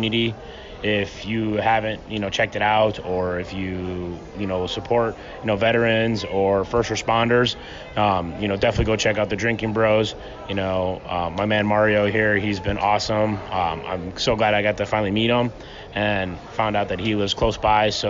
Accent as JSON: {"language": "English", "town": "Mesa", "region": "Arizona", "country": "United States", "said": "I'm from Mesa, Arizona."}